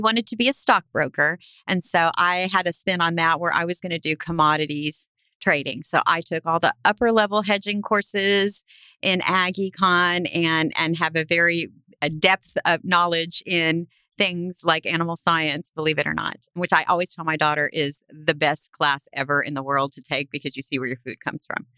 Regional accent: South Texas, United States; I was raised in South Texas, which is a very ag-heavy part of the state

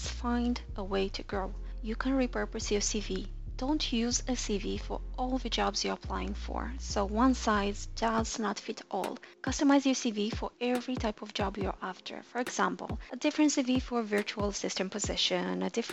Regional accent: Moldova; This is half of my home country's population, Moldova

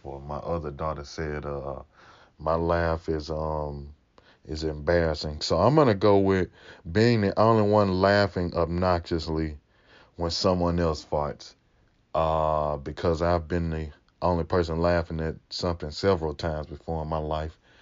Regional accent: Mississippi, United States; accent: Mississippi; also born or lived in California; I got this, you know, real Mississippi accent

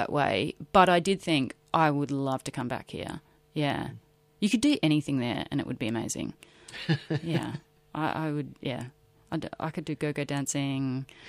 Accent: Broken Hill, New South Wales, Australia; I'm from Broken Hill. I shouldn't be here.

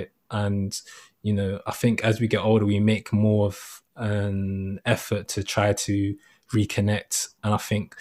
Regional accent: London, United Kingdom; born or raised there

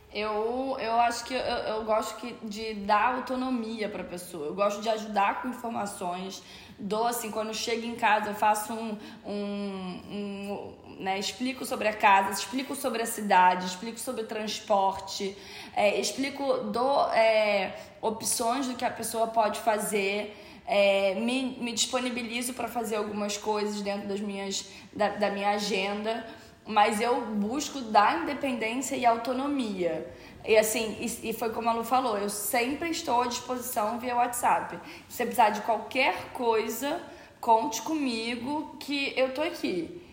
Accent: Rio de Janeiro, Brazil; Eu sou do Rio de Janeiro

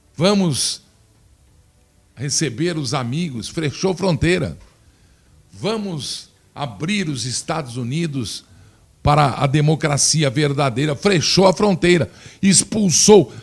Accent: Brazil; que sou brasileiro

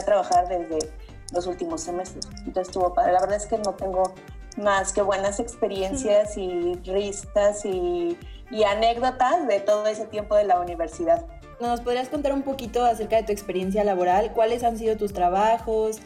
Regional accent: Uruapan, Michoacán, Mexico; also born or lived in Morelia; soy de Uruapan. Entonces llegué a, a Morelia, a la universidad

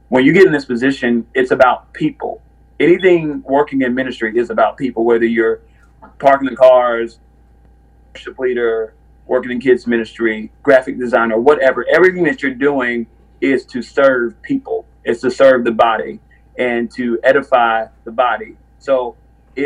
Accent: Winston-Salem, North Carolina, United States; I'm from Winston-Salem, North Carolina

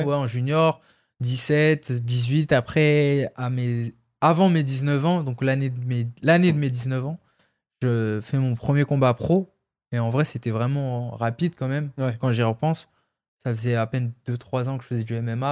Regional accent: France; vu que j'ai fait comme tous les Français beaucoup de combats en France au début

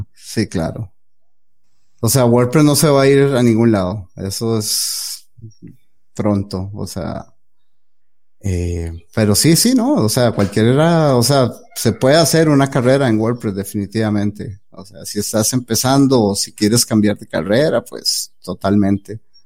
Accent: Costa Rica; soy de Costa Rica, eh, vivo en Costa Rica

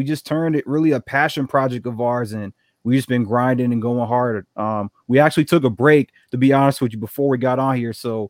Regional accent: New York, United States; moved away as an adult; also born or lived in Connecticut / Cincinnati; now in Georgia, United States; I'm originally from New York. I went to college in Connecticut. Went to Cincinnati, now here in Georgia.

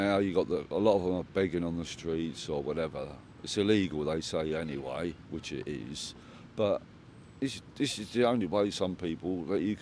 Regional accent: England, United Kingdom; I live in this country. I'm English

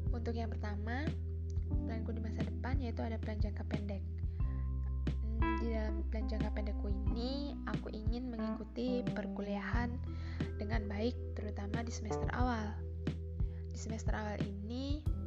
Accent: Indonesia; aku lahir di Rahamurti, dua puluh tiga Juni dua ribu tiga

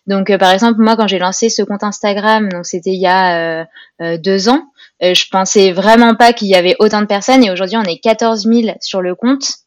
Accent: Grenoble, Auvergne-Rhône-Alpes, France; je suis originaire de Grenoble

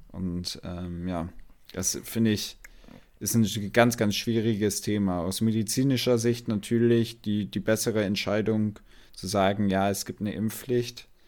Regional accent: Portugal; weil ich bin aus Portugal, wie du, wie du ja weißt, der Rest aber nicht

